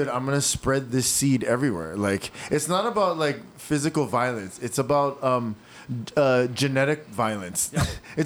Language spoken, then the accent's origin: English; Hawaii, United States; we're from Hawaii, so it's fucking hot as fuck and beautiful as can be here.